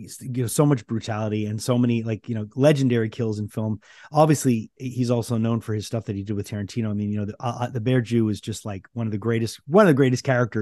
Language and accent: English; Canada; we're Canadian